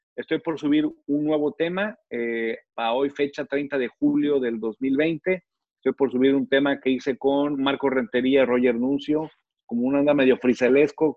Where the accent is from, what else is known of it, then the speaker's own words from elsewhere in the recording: Reynosa, Tamaulipas, Mexico; yo crecí en Reynosa. Mi adolescencia la viví en Reynosa.